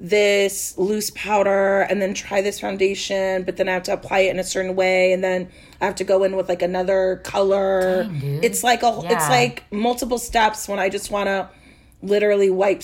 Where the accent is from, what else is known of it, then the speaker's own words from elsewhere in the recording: Los Angeles, California, United States; also born or lived in San Francisco / Florence, Italy; I'm born and raised in Los Angeles. It is a desert. That is our climate.